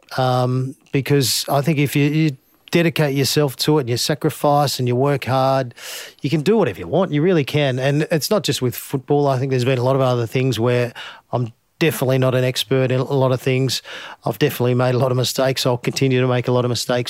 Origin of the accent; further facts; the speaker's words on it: Finley, New South Wales, Australia; as a young kid growing up in Findlay